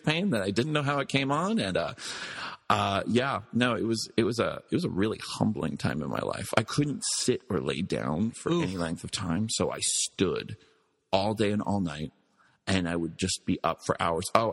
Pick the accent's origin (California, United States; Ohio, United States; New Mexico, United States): New Mexico, United States; Albuquerque; also born or lived in New York; I grew up in Albuquerque, New Mexico